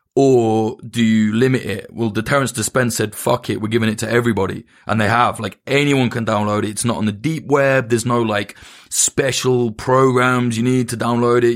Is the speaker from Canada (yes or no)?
no; United Kingdom; it's easy for me to say as a Brit